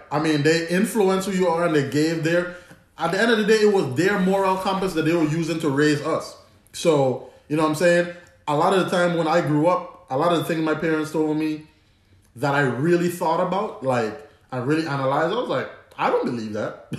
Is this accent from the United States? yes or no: no; Antigua & Barbuda; accent: Antiguan; my Antiguan accent